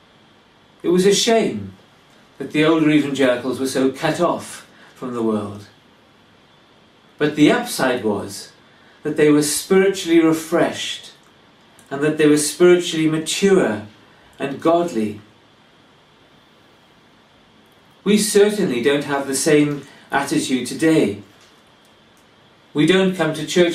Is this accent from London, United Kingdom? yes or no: no; Wales, United Kingdom; now in England; I come from Wales